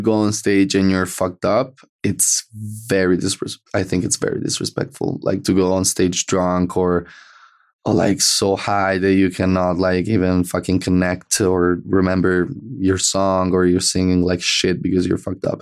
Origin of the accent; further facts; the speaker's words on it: Italy; accent: Italian; English is a second language; we're Italian